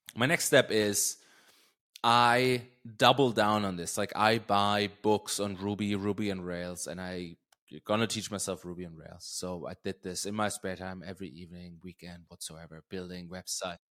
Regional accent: Germany; English is a second language; moved away; also born or lived in Berlin; a town right around where I grew up.

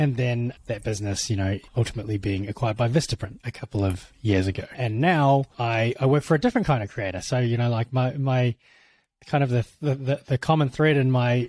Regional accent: New Zealand; It is from New Zealand. And so I was born and bred there

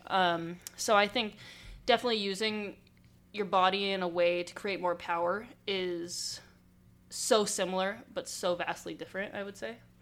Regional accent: Southern California, United States; I grew up in Southern California

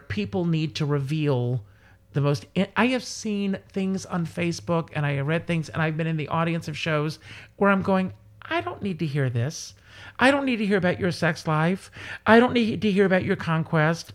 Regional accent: South Carolina, United States; born or raised there; moved away

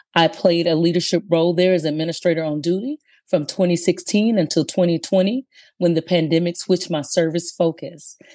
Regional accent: Aberdeen, Mississippi, United States; moved away as an adult; now in California, United States; I was born and raised in Aberdeen, Mississippi, but now my home is California.

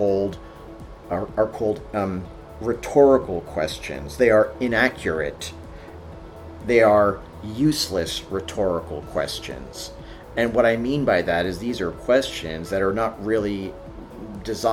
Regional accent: New York, United States; during my Catholic school days growing up in New York

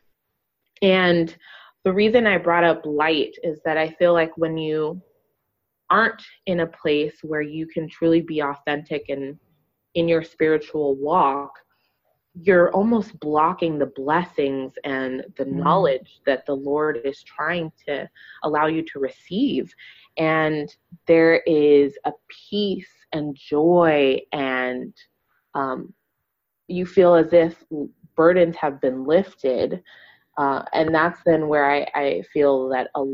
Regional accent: Los Angeles, California, United States; moved away as an adult; also born or lived in Boston; now in Dallas, United States; Born and raised in Los Angeles and proud of it

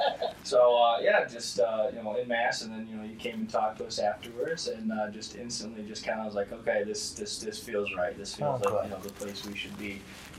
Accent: Howell, Michigan, United States; So I grew up in Howell, Michigan.

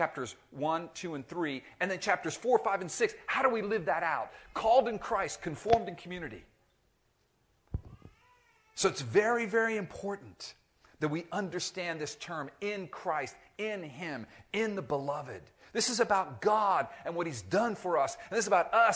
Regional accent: Miami, Florida, United States; I grew up in Miami

